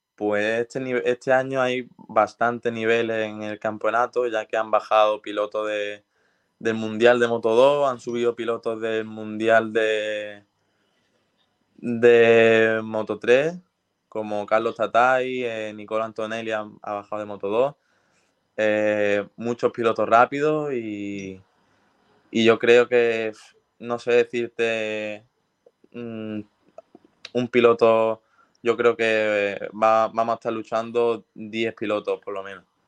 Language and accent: Spanish; Spain; siendo español